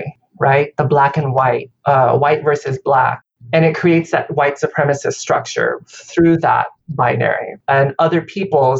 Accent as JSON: {"language": "English", "country": "Vietnam", "tie": "born or raised there", "moved": "yes", "lives_now": "United States", "said": "I was born in Vietnam"}